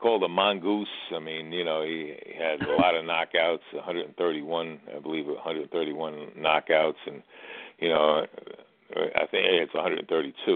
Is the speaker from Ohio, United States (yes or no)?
no; Paterson, New Jersey, United States; I grew up in Patterson.